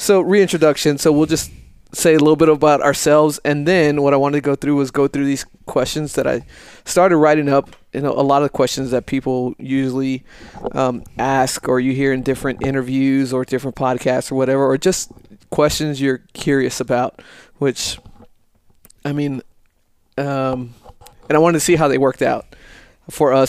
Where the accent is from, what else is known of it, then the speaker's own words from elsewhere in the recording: El Paso, Texas, United States; moved away as an adult; born and raised in El Paso, Texas, Lower Valley, Socorro